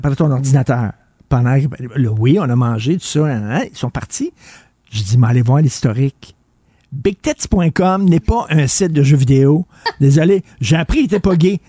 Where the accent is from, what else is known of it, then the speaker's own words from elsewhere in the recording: Montreal, Quebec, Canada; j'allais dans les dépanneurs quand j'étais jeune à Verdun, la tabagie à Verdun